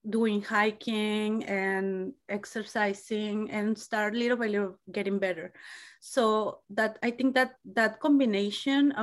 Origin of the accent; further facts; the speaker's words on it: Mexico; English is a second language; moved away as an adult; now in United States; I'm originally from Mexico. I have been here in the United States for 20 years.